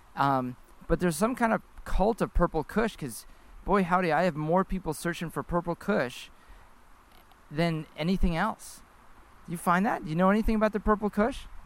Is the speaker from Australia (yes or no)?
no; Canada; as your Canadian host